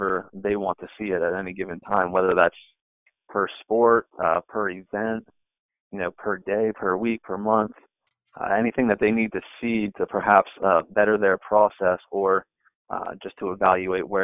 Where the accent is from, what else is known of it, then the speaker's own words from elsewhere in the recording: United States; I'm from the Cincinnati and Northern Kentucky area